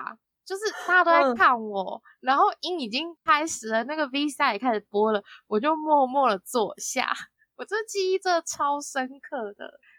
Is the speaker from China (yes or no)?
no; Japan; born there; 哎，因为我以前是日本出生，日本名面出生，所以我们是第一个音一下，偶像可能都还没出来，第一个音一下就要立刻站起来，